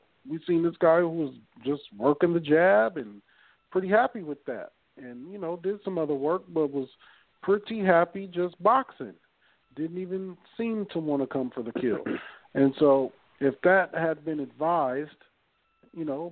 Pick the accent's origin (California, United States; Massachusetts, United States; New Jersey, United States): California, United States; Long Beach; I'm from Long Beach